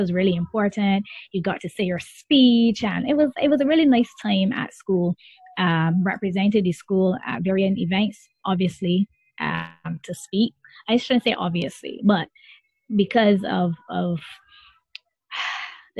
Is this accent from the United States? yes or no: no; the Pine, Saint Michael, Barbados; I'm just a little black girl from the Pine. And in Barbados, the Pine is located in one of our parishes called St. Michael.